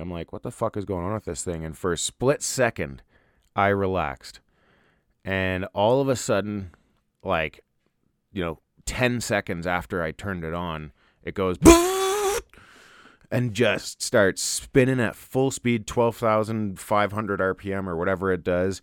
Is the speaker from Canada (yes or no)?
yes; Ontario, Canada; now in Alberta, Canada; I grew up in Ontario